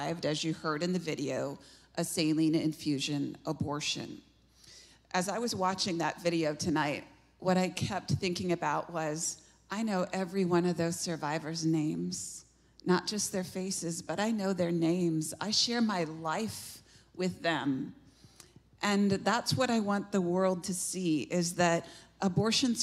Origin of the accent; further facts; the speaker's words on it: Iowa, United States; now in Gladstone, United States; I grew up in Iowa.